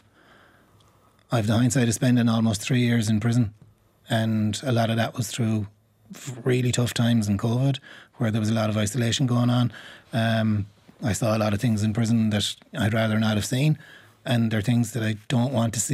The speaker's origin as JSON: {"language": "English", "town": "Limerick", "region": "Munster", "country": "Ireland", "tie": "born or raised there", "said": "I grew up in Moyross."}